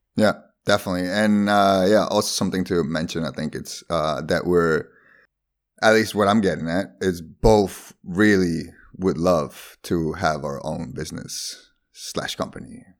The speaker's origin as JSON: {"language": "English", "country": "Bolivia", "tie": "born or raised there", "also_born_or_lived": "Sweden", "second_language": "English", "moved": "yes", "lives_now": "Netherlands", "said": "Not Spanish, Spanish, but born in Bolivia."}